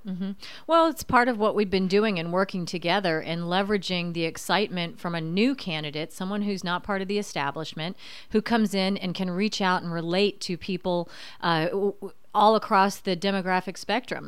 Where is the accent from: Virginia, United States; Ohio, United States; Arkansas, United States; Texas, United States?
Virginia, United States; now in Indiana, United States; I was born and raised in Virginia